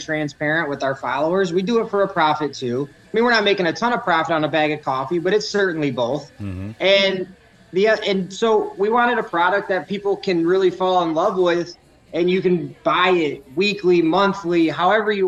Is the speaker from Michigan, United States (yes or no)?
yes; Southeast Michigan, United States; I grew up in Southeast Michigan, so we're right there on the border of Ohio.